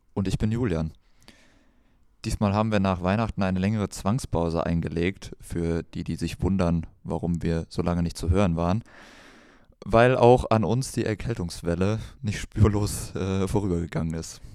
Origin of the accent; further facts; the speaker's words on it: Kreuztal, North Rhine-Westphalia, Germany; bei uns in Kreuzer, wo ich herkomme